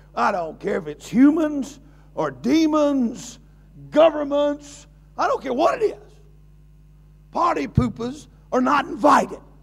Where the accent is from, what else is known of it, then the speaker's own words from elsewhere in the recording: United States; I'm an American.